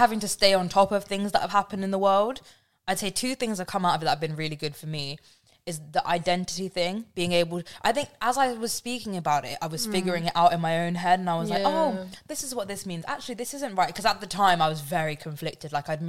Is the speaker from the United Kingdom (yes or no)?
yes; Slough, South East England, United Kingdom; moved away as an adult; also born or lived in Liverpool